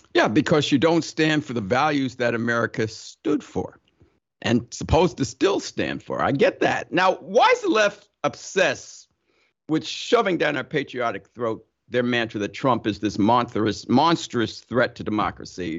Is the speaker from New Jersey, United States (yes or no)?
yes; Summit, New Jersey, United States; moved away as an adult; also born or lived in Ohio; I grew up in Summit, New Jersey